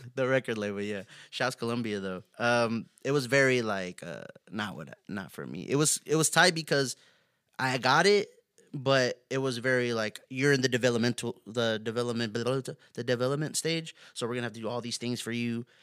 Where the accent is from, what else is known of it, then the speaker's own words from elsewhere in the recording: Houston, Texas, United States; also born or lived in Yoakum, Texas / Katy, Texas; I grew up on the southeast side of Houston, Texas, um, pretty much till I got around, like, almost middle school. I moved to Yoakum, Texas.